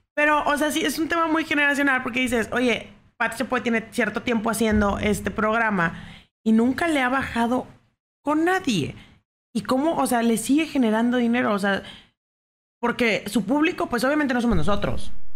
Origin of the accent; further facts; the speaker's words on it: Mexico; así somos los mexicanos